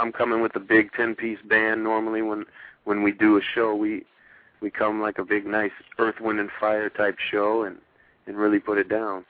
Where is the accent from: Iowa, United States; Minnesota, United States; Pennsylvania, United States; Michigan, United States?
Iowa, United States; moved away as an adult; also born or lived in Arizona / Los Angeles / Philadelphia; I grew up born and raised in Iowa.